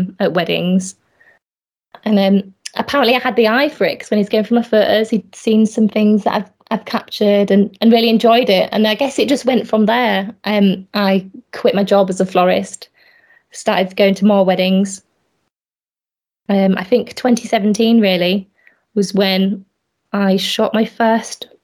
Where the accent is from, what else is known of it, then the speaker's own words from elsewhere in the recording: Yorkshire and the Humber, United Kingdom; also born or lived in Hull / Bradford; Yeah, I'm from Yorkshire. I've lived in Yorkshire all my life, but I've just moved around quite a lot.